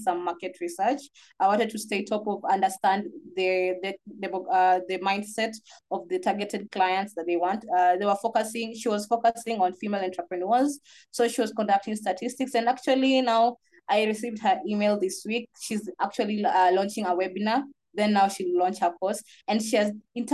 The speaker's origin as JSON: {"language": "English", "country": "Kenya", "said": "I'm from Kenya."}